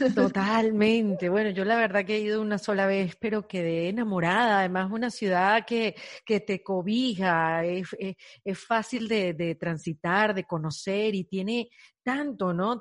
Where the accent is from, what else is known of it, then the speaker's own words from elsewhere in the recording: Venezuela; moved away as an adult; now in Miami, United States; Yo, yo soy venezolana, emigré hace ocho años a Miami